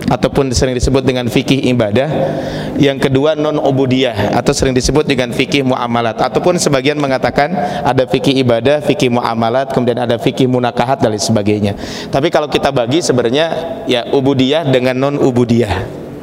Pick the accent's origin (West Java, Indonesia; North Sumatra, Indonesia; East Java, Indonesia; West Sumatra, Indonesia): West Java, Indonesia; Pacet; kalau saya berasal dari Kabupaten Bandung, Ciparai ke atas, tepatnya di daerah Desa Maruyung, Kecamatan Pacet, sekitar 15 kilo ke atas itu ada namanya di Ciberem